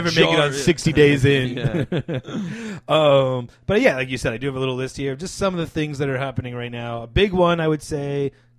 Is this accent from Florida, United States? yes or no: yes; Florida, United States; My home state never shutting down.